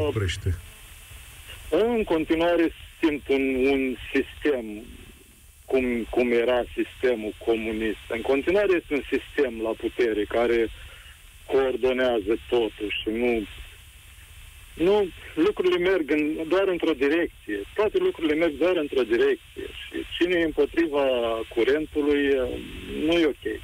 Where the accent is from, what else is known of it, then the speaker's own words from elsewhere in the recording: Romania; Ca român